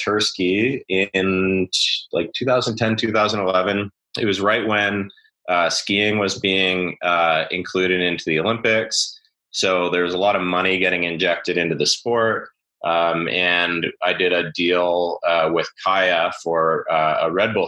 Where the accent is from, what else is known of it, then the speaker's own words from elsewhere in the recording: Vernon, British Columbia, Canada; growing up in Vernon. You know, for those who don't know, it's in the interior of BC